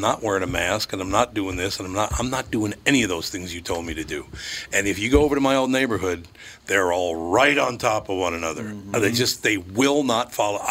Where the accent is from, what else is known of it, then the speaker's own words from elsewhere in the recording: Minneapolis, Minnesota, United States; I grew up in North Minneapolis on Plymouth Avenue